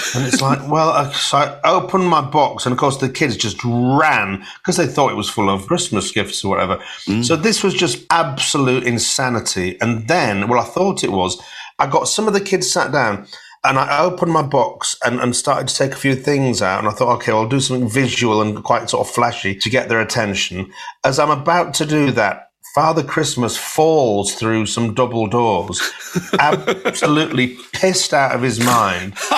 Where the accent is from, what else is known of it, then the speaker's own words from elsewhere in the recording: Hull, Yorkshire and the Humber, United Kingdom; I'm from Hull and I was born on a council estate.